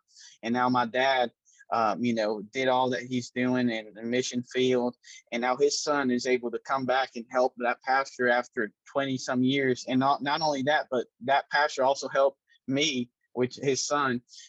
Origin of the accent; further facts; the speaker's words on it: Brazil; born there; I was born in Brazil